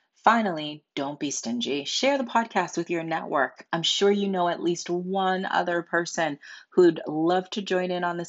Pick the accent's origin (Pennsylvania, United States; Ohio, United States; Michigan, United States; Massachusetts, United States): Massachusetts, United States; Boston; now in California, United States; And I don't know that you knew this, but I'm also from Boston.